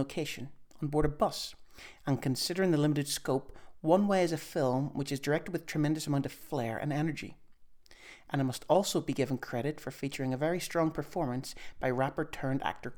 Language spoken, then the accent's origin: English; Derry, Northern Ireland, United Kingdom; I'm a Derry man.